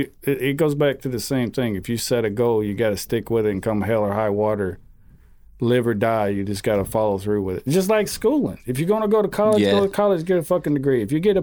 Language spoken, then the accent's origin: English; Georgia, United States; I grew up in a small town in Georgia. Yeah, I think I graduated like less than 100 kids, man.